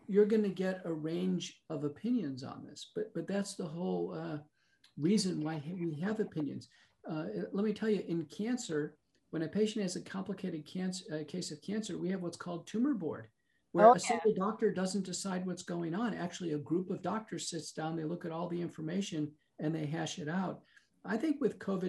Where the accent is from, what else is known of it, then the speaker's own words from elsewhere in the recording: United States; as an American